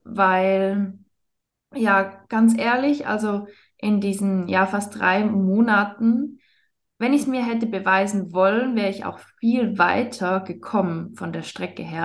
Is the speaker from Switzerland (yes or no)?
yes; Switzerland; ich bin aus der Schweiz